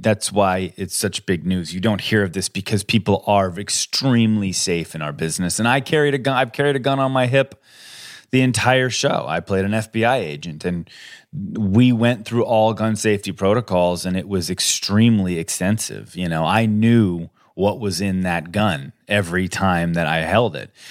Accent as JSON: {"language": "English", "region": "Colorado", "country": "United States", "tie": "born or raised there", "said": "I grew up I grew up in Colorado"}